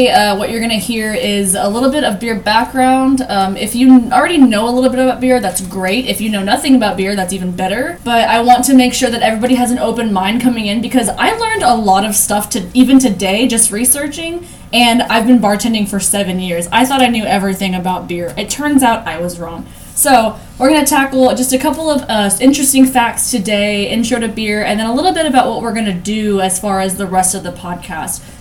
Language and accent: English; San Antonio, Texas, United States; we're from San Antonio